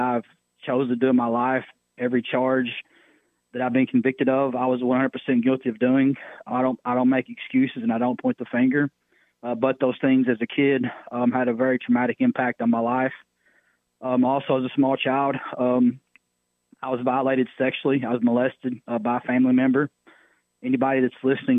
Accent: Southeast Missouri, United States; I'm originally from Southeast Missouri, from a small town. Grew up with both parents

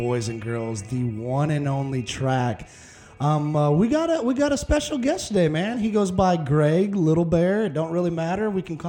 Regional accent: Midwest, United States; now in Texas, United States; I'm just glad I'm from the Midwest

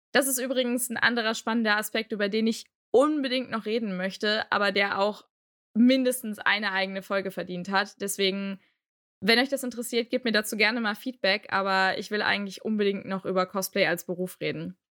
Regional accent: Aachen, North Rhine-Westphalia, Germany; Ich komme aus Aachen

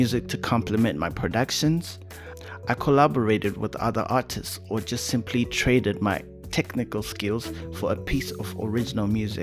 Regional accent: Harare, Zimbabwe; also born or lived in Bulawayo, Zimbabwe; I was born in Zimbabwe's second largest city, Bulawayo, but I grew up in the country's oldest and roughest neighborhood called Mbare, right in the capital, Harare

